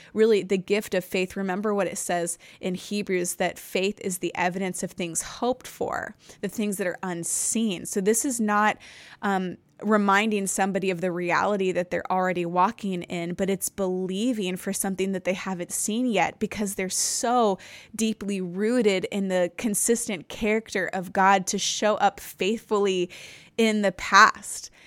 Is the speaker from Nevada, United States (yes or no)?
yes; Nevada, United States; also born or lived in California; I grew up in a Baptist church until I was around nine years old, and then we moved from California to Nevada for a church plant